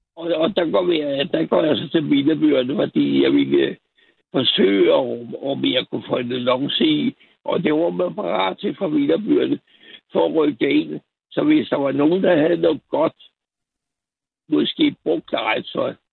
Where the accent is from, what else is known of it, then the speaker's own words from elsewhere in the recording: Copenhagen, Capital Region of Denmark, Denmark; jeg er født på Rigshospitalet